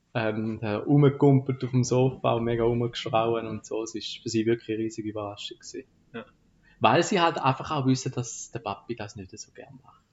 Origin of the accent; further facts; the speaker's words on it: Frauenfeld, Thurgau, Switzerland; Frauenfeld ist so meine Heimatstadt